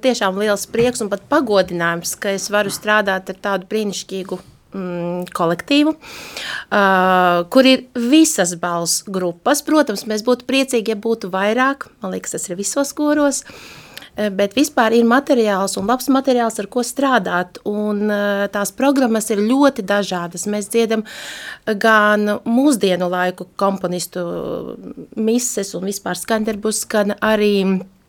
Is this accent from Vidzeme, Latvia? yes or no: no; Daugavpils, Latgale, Latvia; now in Riga, Latvia; Es nāku no Latgales, esmu dzimusi katoļu